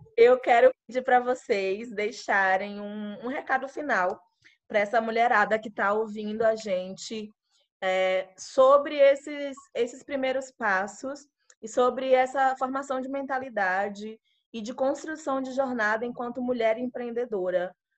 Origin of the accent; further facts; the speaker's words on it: Alagoinhas, Bahia, Brazil; now in São Paulo, Brazil; falo com minhas amigas de Alagoinhas, que eu sou lá do interior da Bahia